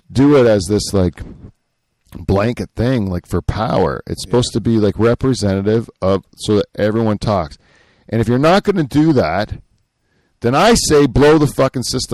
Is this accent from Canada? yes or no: yes; Canada; I'm Canadian